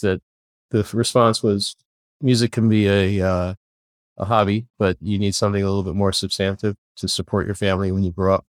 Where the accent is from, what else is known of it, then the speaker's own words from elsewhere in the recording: Kingston, Ontario, Canada; moved away as an adult; also born or lived in Belfast, Northern Ireland; now in San Diego, United States; we moved across the pond, as they say, to Canada and found ourselves living in Kingston, Ontario, Canada, and lived there for my, the rest of my schooling